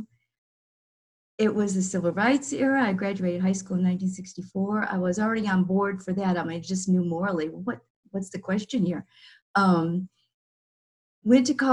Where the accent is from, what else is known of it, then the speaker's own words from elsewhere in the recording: Illinois, United States; moved away as an adult; I then came back to Illinois